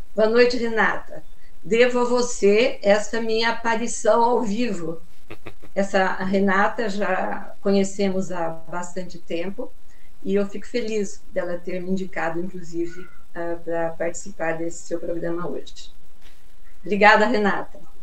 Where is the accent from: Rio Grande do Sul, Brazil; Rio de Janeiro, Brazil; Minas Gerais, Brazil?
Minas Gerais, Brazil; Muzambinho; moved away as an adult; now in São Paulo, Brazil; Eu sou natural de Muzambinho, Minas Gerais, e estou falando de São Paulo, capital, aqui na Vila Romana